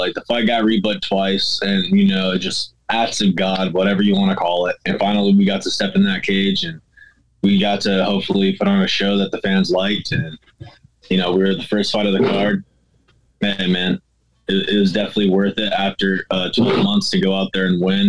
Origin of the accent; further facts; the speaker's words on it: Humboldt County, California, United States; I grew up in Humboldt, so we had to drive if we wanted to get anywhere